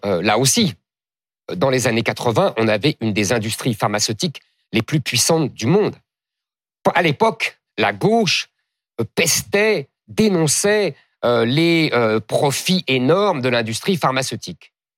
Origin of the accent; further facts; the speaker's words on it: France; je suis français